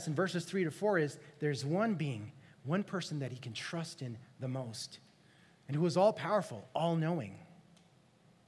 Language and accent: English; Los Angeles, California, United States; moved away; I'm from LA. I grew up in California